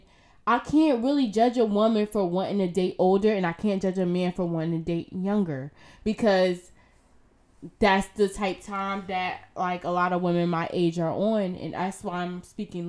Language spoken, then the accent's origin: English; Irvington, New Jersey, United States; I grew up in Irvington